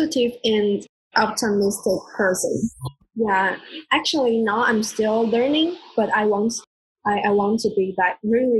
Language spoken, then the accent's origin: English; Taiwan; first language Mandarin; English is a second language; moved away as an adult; also born or lived in Taipei; now in Germany; I'm from Taiwan.